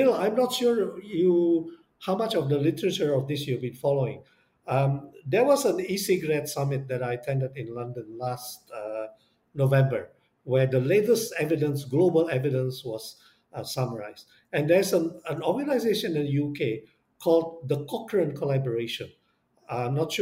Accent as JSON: {"language": "English", "country": "Indonesia", "said": "I come from Indonesia"}